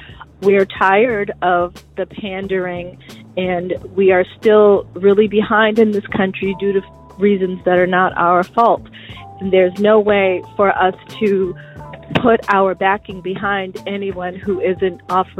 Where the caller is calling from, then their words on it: Weymouth, Massachusetts, United States; I'm calling from Weymouth.